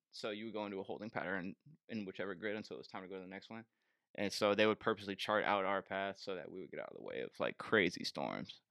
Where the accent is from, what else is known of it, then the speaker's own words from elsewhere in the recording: Bay Area, California, United States; moved away as an adult; I'm from the Bay Area